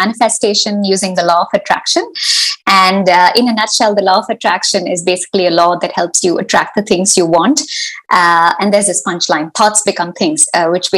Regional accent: Mumbai, Maharashtra, India; moved away as an adult; also born or lived in Manchester / Seattle; now in Luxembourg; I am originally from Mumbai. That's where I grew up

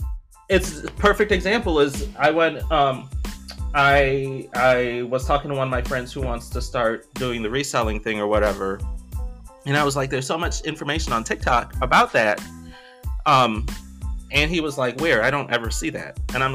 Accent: Belize; moved away; so I'm, you know, I'm originally from Belize. When my family moved here, we lived in this little basement apartment, right?

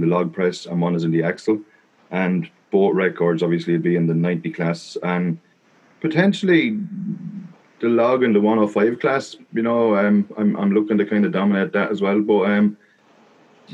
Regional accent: Wexford, Leinster, Ireland; also born or lived in Italy; I was born in Wexford, and pretty much of bar 1 year, we did live in Italy when I was 8 years old. We spent a year down there, but other than that, I pretty much grew up in Ireland, down the southeast of a little place called Wexford

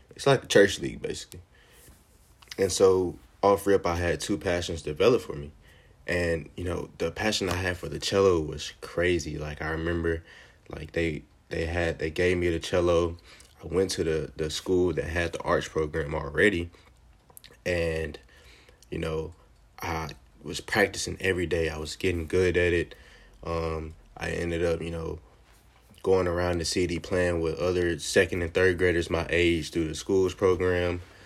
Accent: Jackson, Mississippi, United States; also born or lived in Piney Woods, Mississippi; I was born and raised in Jackson, Mississippi

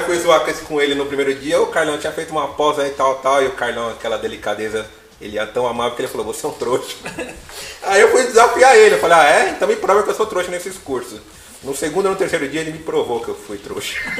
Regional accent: Zona Leste, near Salim Farah Maluf avenue, São Paulo, Brazil; eu sou da Zona Leste, Salim Faramaluf

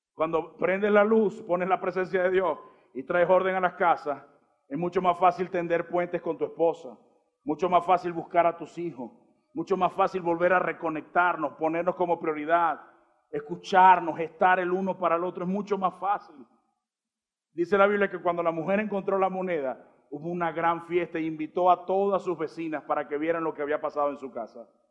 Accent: Colombia; Somos formados también por Colombia cuando juega la selección

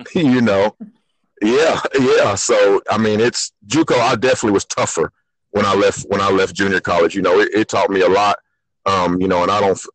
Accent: Sapulpa, Oklahoma, United States; I'm from Sapulpa. I was a part of two state tournament teams. At Sapulpa, played point guard there

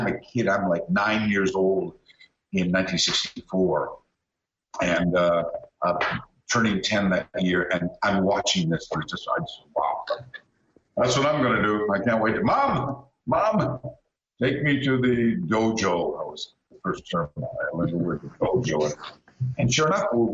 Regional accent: Canada; accent: Canadian; also born or lived in Brisbane, Australia; now in Los Angeles, United States; I grew up in Canada.

